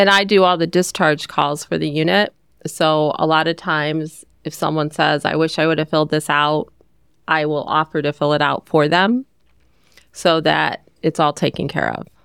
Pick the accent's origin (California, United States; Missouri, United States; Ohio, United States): Ohio, United States; moved away as an adult; also born or lived in Northern Virginia; I grew up in Ohio